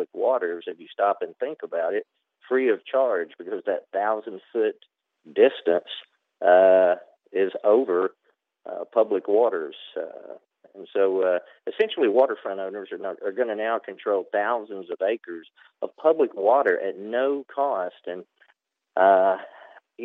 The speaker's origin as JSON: {"language": "English", "region": "North Georgia", "country": "United States", "tie": "born or raised there", "moved": "as an adult", "said": "I was raised here in North Georgia"}